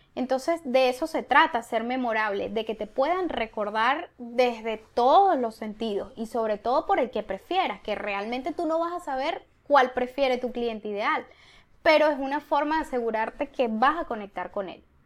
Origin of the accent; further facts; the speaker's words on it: Venezuela; moved away; aunque somos venezolanas, somos latinas